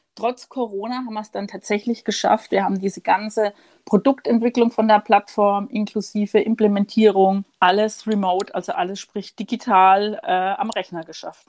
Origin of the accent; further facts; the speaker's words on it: Würzburg, Bavaria, Germany; now in Munich, Germany; in meiner Heimat Franken, ich bin ja gebürtige Würzburgerin